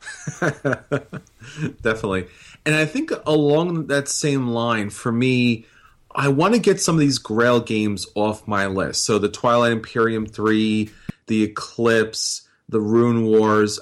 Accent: New York, United States; being a New Yorker

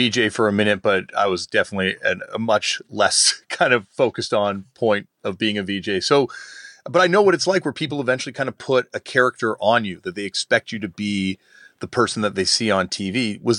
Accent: Toronto, Ontario, Canada; myself growing up in Toronto

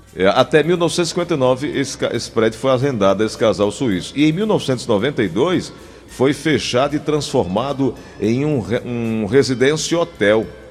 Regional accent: Cajazeiras, Paraíba, Brazil; onde eu nasci, Cajazeiras

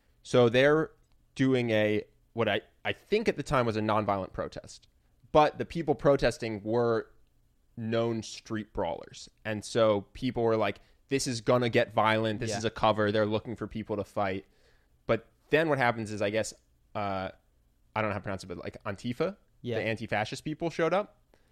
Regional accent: Philadelphia, Pennsylvania, United States; Yes, I grew up in Philadelphia, and the Philadelphia Art Museum never mattered to me.

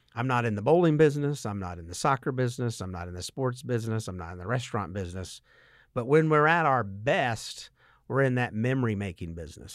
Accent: Statesboro, Georgia, United States; I grew up in Statesboro and went to Georgia Southern.

